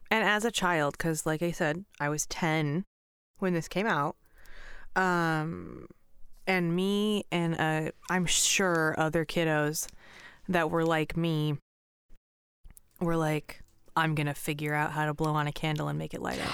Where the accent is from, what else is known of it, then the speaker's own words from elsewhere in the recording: Pacific Northwest, United States; I grew up in Pacific Northwest